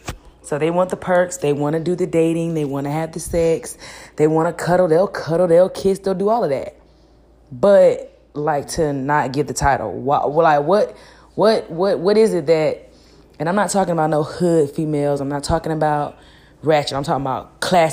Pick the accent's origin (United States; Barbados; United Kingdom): United States; Gwinnett County, Georgia; I'm from Gwinnett County. So I reside on the north